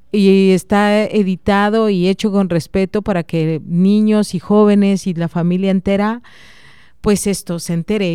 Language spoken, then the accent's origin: Spanish; Oaxaca, Mexico; soy oaxaqueña